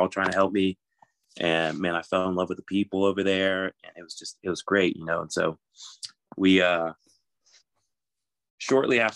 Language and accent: English; Atlanta, Georgia, United States; moved away as an adult; now in Tampa, United States; I'm from Atlanta. I just recently, like literally a couple days ago, moved down to Tampa.